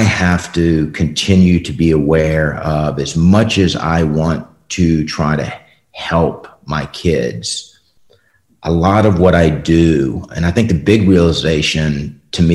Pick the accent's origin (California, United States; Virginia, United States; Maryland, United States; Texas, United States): Virginia, United States; Richmond; I was born in Richmond, Virginia.